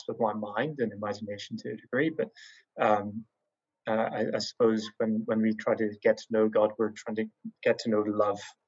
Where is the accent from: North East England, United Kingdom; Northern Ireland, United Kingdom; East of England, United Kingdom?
Northern Ireland, United Kingdom; growing up in Northern Ireland